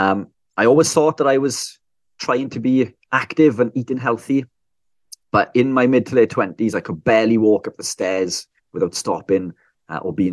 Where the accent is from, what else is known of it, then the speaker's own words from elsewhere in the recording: South Wales, United Kingdom; I'm from South Wales, UK